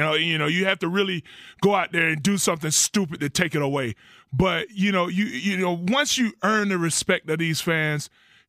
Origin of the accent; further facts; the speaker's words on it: Florida, United States; moved away as an adult; I'm from Florida.